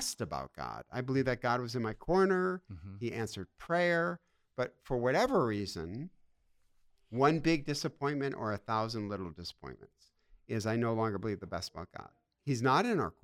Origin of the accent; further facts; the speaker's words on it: Detroit, Michigan, United States; moved away; I'm from Detroit, which is a life of pain and sorrow